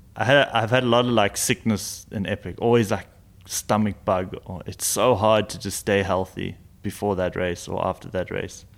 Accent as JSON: {"language": "English", "country": "South Africa", "said": "being a South African"}